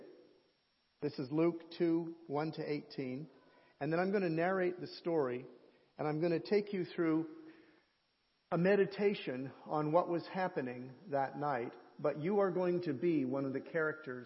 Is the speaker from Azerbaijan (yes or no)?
no; Canada; I'm the Canadian